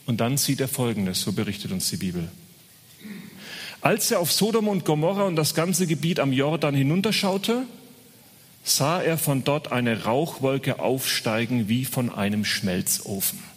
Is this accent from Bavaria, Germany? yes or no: yes; Bavaria, Germany; accent: Franconian; ich bin gebürtiger Franke. Man hört es nicht mehr, aber ähm, ab und zu kommt es durch